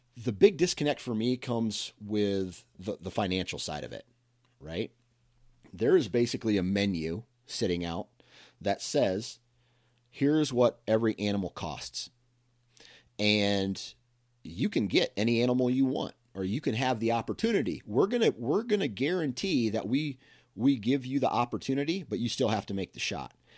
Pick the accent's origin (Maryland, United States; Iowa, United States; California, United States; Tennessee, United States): Iowa, United States; I was born and raised in Iowa